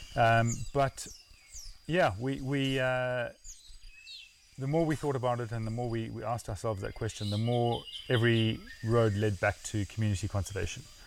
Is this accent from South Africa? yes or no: yes; South Africa; moved away as an adult; also born or lived in India; now in Kenya; I grew up outside the Kruger in, in South Africa, so the bush was always in my blood